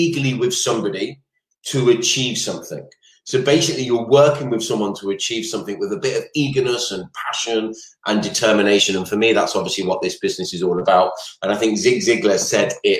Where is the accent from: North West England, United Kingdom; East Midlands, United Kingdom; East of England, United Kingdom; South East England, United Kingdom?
South East England, United Kingdom; Maidstone; moved away; I am originally from Kent myself, from the beautiful town, I don't even know if it's a city, of Maidstone